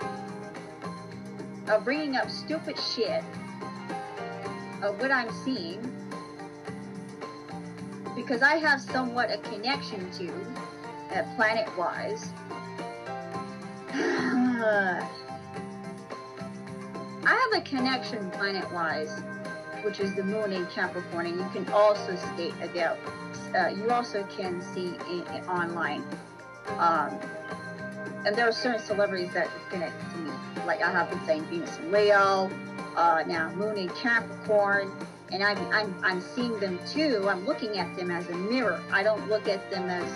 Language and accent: English; Canada; I'm a Canadian